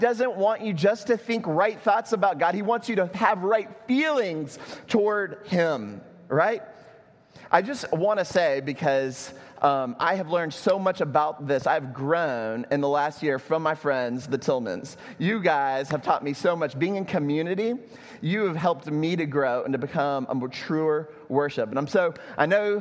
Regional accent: Texas, United States; now in Puerto Rico; I'm from Texas

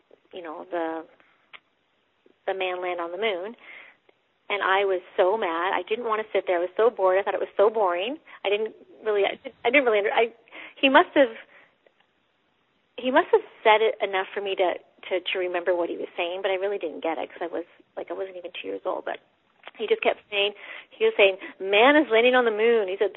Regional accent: London, Ontario, Canada; I was born in London, Ontario, in Canada

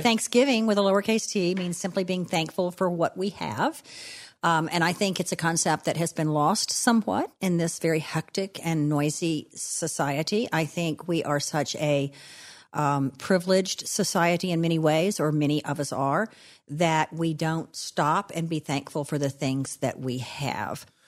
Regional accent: DeRidder, Louisiana, United States; now in New Orleans, United States; I am a child of the South. I grew up in DeRidder, Louisiana, and I still live in New Orleans, Louisiana

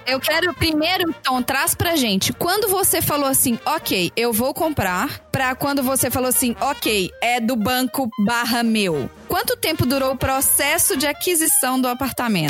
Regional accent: Minas Gerais, Brazil; now in New York, United States; eu sou de Minas

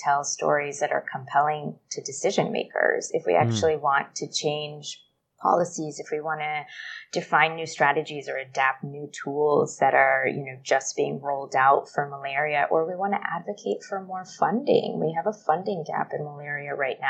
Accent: Los Angeles, California, United States; moved away as an adult; now in Bangkok, Thailand; They still live in Sherman Oaks, very close to the upper school. And that's where I grew up alongside two sisters

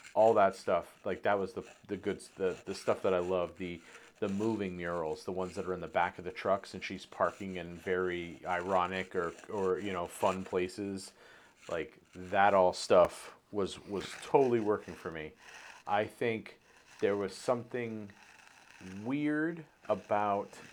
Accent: Maine, United States; growing up on the East Coast, growing up in Maine

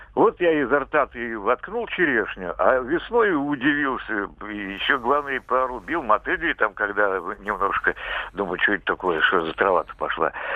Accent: Samara Oblast, Russia; Я сам из Самарской области

